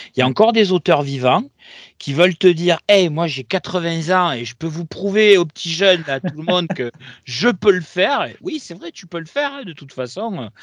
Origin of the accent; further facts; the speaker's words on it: Marseille, Provence-Alpes-Côte d'Azur, France; chez moi à Marseille